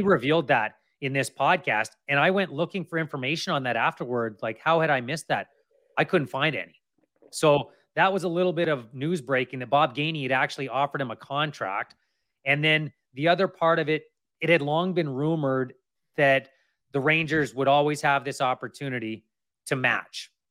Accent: Kamloops, British Columbia, Canada; also born or lived in Lower Mainland, British Columbia; now in North Shore, Canada; I grew up in Kamloops. I've been in the Lower Mainland for, oh, geez, I don't even wanna count the years now. Thirty years, basically.

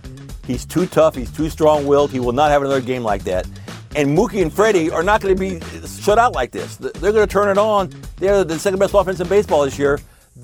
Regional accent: Louisville, Kentucky, United States; I'm from Louisville.

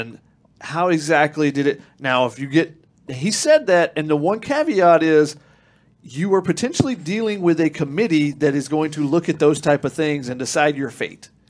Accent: Georgia, United States; moved away; I'm from Georgia

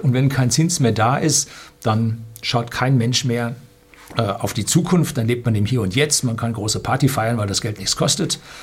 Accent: Germany; bei uns in Deutschland

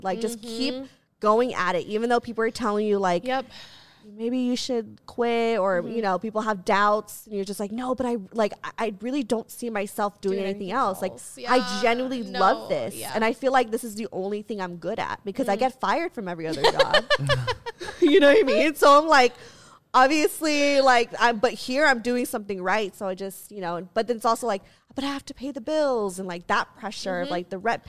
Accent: Philippines; Even though I'm not Yikes. Mexican. I'm like, no, I'm Asian. I'm Asian. Right. I'm Filipino.

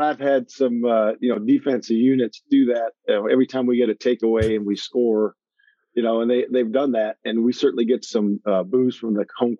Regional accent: Lake Erie, United States; I grew up fishing on Lake Erie with my dad. So, and I spent about 12 years of my life out there on Lake Erie fishing for walleye.

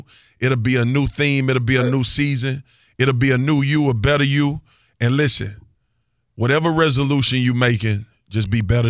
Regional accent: Louisiana, United States; I grew up in Louisiana.

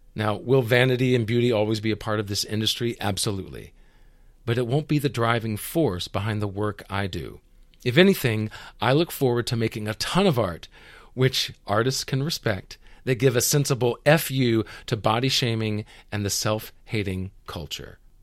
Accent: the South, United States; I grew up in the South

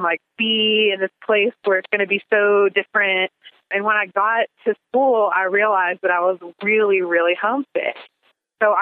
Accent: Big Stone Gap, Virginia, United States; also born or lived in Roanoke, Virginia; I was born and raised in Big Stone Gap, Virginia

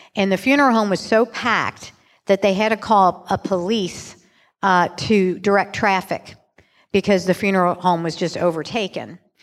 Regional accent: Louisville, Kentucky, United States; also born or lived in Chicago; I'm born and raised in Louisville

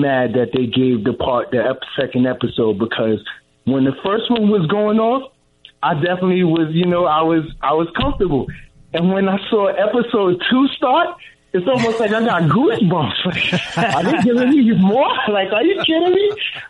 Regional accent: Long Island, New York, United States; I'm 40 years old. I'm already from Long Island

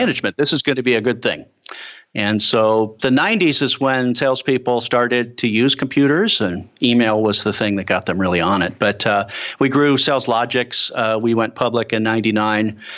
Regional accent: Chicago, Illinois, United States; moved away; I'm a kid from Chicago

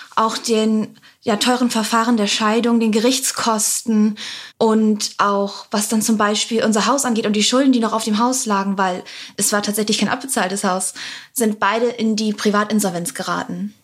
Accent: Bremerhaven, Bremen, Germany; Ich komme ursprünglich aus Bremerhaven

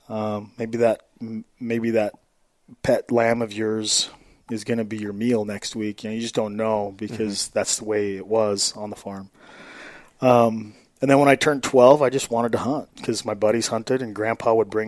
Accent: Arco, Idaho, United States; Central Idaho. So I grew up in Moore and Arco.

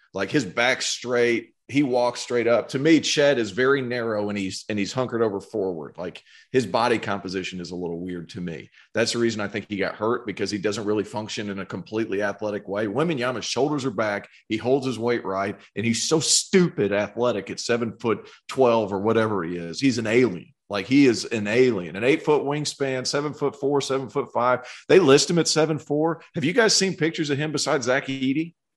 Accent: Tennessee, United States; growing up in Tennessee

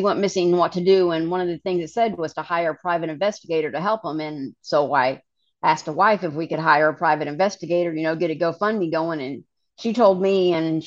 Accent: Kansas, United States; we grew up in Kansas, not a lot of options in the middle of Kansas

